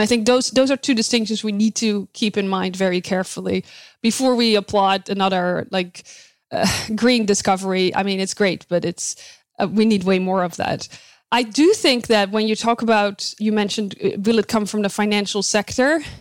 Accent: Netherlands; moved away as an adult; now in United States; I was born and raised in the Netherlands

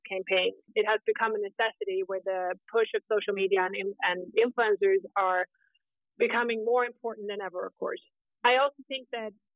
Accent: Sweden; moved away as an adult; also born or lived in New York City, United States / Scandinavia / Southeast Europe; I am originally from Sweden, but I started my career in tech in New York City

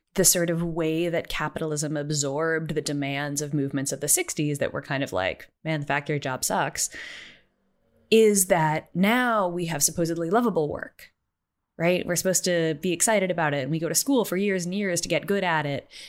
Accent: United States; I'm American

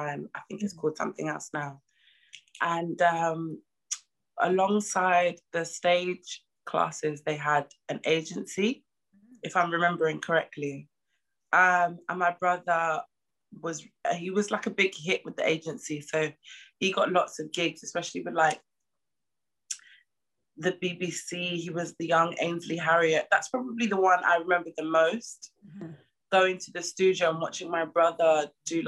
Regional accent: London, United Kingdom; I'm from East London

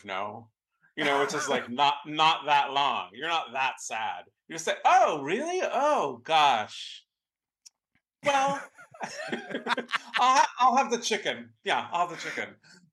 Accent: San Francisco, California, United States; I grew up in San Francisco and I live here now.

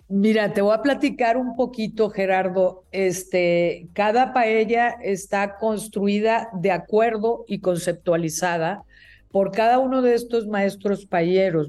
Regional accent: Mexico; also born or lived in State of Mexico; como mexicanos

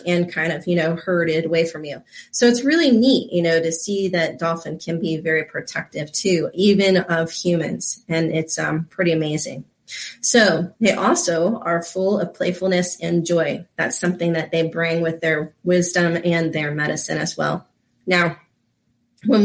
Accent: Florida, United States; I grew up here in Florida

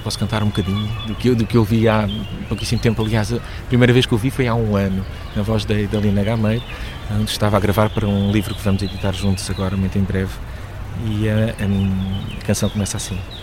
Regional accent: Lisbon, Portugal; Eu nasci em Lisboa, nasci em, em Campo de Orique

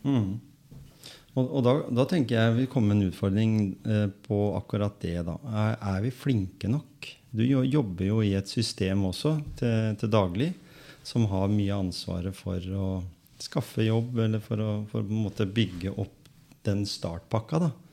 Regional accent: Skien, Telemark, Norway; Jeg kom jo fra Gråten

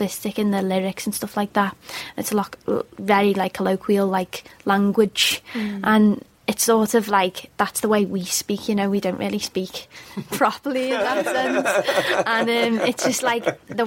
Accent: Liverpool, North West England, United Kingdom; I am from Liverpool, yeah. I'm from Wavertree in Liverpool, which is South Liverpool.

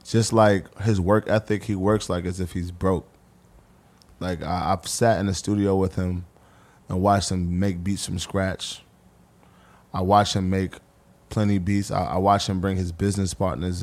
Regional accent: New York City, New York, United States; moved away as an adult; also born or lived in Jersey; now in New Jersey, United States; I'm the kid from Harlem

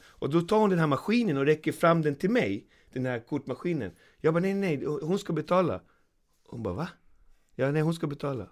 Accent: Sweden

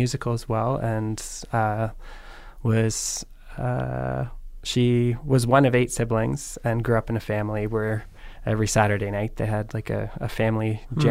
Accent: Tara, Ontario, Canada; also born or lived in Guelph; I'm from Bruce County. Bruce County. From Tara.

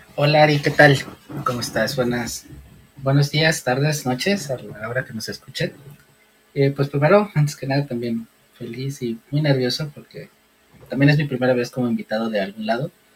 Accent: Guadalajara, Jalisco, Mexico; yo vivo en Guadalajara, pero no nací en Guadalajara, yo vivo desde los tres años aquí, pero yo siempre he dicho que soy tapatío

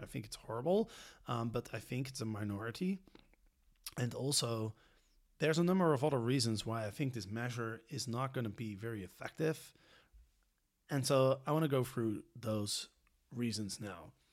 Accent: Netherlands; because I'm from Holland or because I'm European

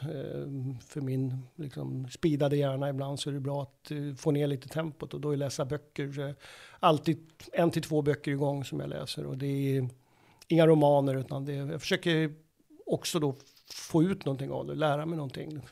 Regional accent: Uppsala, Uppsala County, Sweden; när jag växte upp i Uppsala

